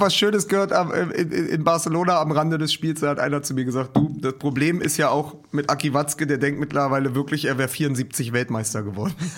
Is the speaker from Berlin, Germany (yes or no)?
yes; Berlin, Germany; als Berliner und als Hertha-Fan